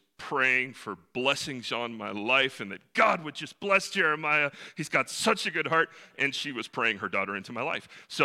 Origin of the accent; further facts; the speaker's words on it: the mountains of North Carolina, United States; also born or lived in Salt Lake City, Utah; I was born in Salt Lake City, Utah, hold no claim to it, was really glad that I moved when I was 3 to the wonderful mountains of North Carolina. That's where I was raised